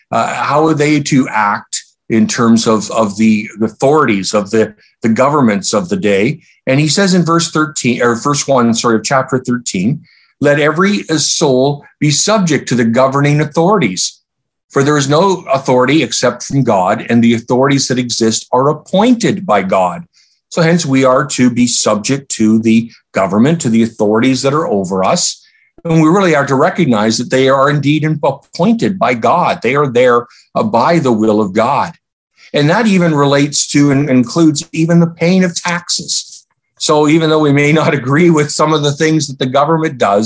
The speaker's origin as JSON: {"language": "English", "country": "Canada"}